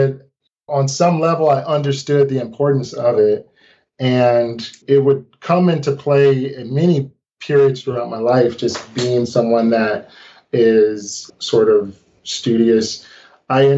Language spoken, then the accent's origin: English; St. Louis, Missouri, United States; I grew up in St. Louis, Missouri